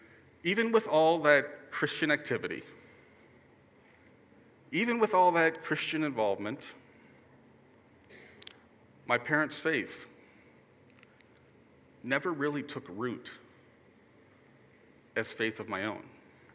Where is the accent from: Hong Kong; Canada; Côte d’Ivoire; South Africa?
Hong Kong; also born or lived in New York, United States; I was born in New York, in a suburb just outside the city, to a pair of Lutheran school teachers. When I was just a toddler, we moved to Hong Kong.